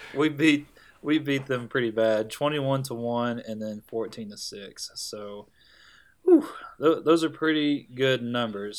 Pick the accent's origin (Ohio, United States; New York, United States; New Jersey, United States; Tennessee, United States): Tennessee, United States; growing up in Tennessee